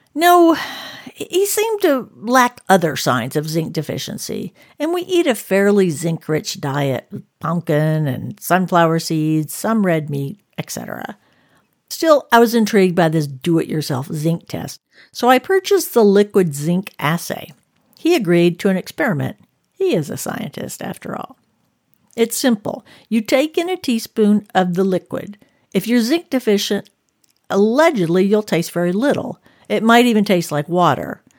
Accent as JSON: {"language": "English", "region": "the South", "country": "United States", "tie": "born or raised there", "moved": "yes", "lives_now": "Northern California, United States", "said": "I grew up in the South, with the scent of magnolia and gardenia blossoms"}